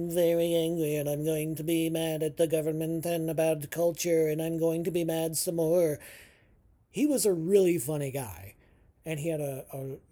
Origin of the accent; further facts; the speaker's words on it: United States; as an American living in Merca